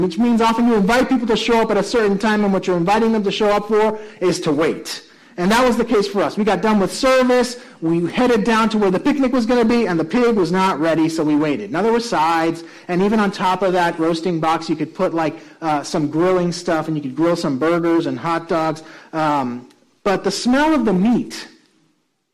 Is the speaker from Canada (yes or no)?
no; Puerto Rico; also born or lived in New York; now in Chatham County, United States; one of my colleagues was also from Puerto Rico, like I am